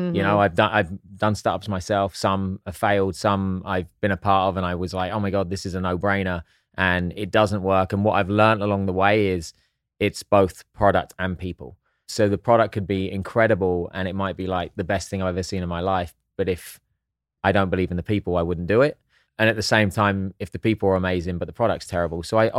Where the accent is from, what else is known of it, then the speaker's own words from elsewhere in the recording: England, United Kingdom; Just because I'm English, I can still figure some things out.